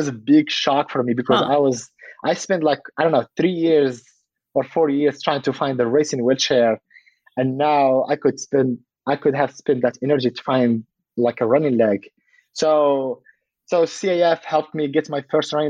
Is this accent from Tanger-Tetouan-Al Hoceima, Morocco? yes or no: no; Casablanca, Casablanca-Settat, Morocco; also born or lived in France / Colorado Springs, United States; now in California, United States; I was born in Casablanca, but I never went outside of Casablanca.